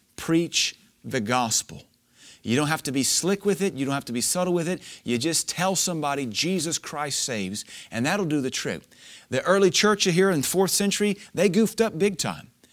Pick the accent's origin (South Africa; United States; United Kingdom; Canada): United States; Louisiana; moved away; growing up in Louisiana